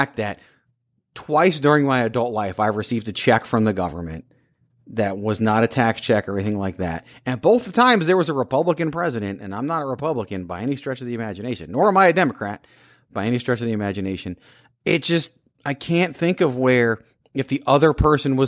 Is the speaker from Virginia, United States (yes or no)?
yes; Richmond, Virginia, United States; I grew up in Richmond, Virginia, capital of the Confederacy